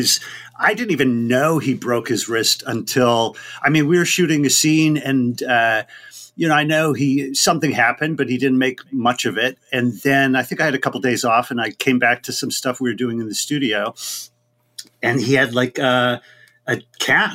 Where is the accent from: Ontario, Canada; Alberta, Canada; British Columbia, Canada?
Alberta, Canada; Vegreville; moved away; I grew up in a small little town 60 miles east of Edmonton called Vegreville, Alberta